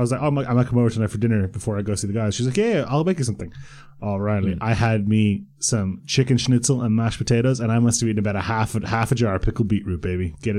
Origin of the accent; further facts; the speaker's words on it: Croatia; born there; I'm from the Balkans. Like, I'm from I was born in Croatia. My parents are Croatian. My parents are from Herzegovina.